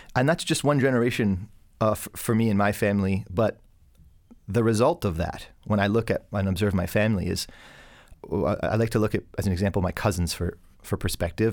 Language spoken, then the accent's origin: English; Hamilton, Ontario, Canada; I was born in Hamilton, Ontario.